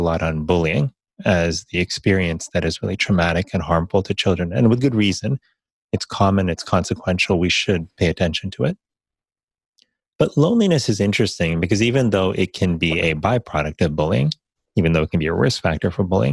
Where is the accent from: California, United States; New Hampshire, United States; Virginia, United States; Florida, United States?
Florida, United States; Miami; growing up in Miami, Florida